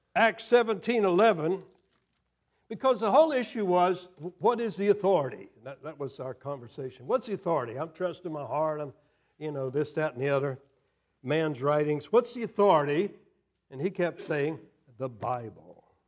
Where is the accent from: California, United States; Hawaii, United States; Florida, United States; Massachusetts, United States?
Florida, United States; moved away; also born or lived in Tennessee; I grew up in Florida, and I grew up in the South, was educated in the South, in Tennessee